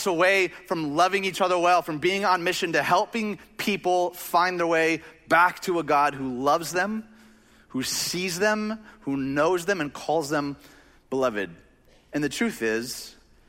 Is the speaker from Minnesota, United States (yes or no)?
no; Chicagoland, Illinois, United States; we grew up in Chicagoland